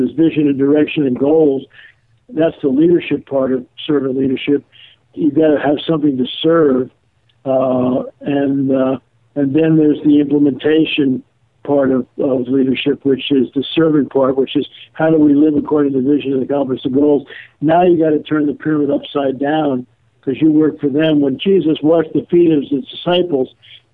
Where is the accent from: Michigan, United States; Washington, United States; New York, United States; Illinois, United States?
New York, United States; New Rochelle; we grew up in New Rochelle, New York